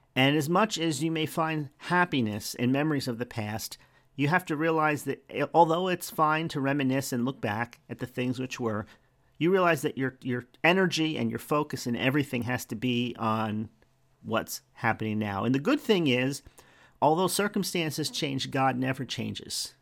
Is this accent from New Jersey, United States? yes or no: yes; New Jersey, United States; now in Florida, United States; we're from New Jersey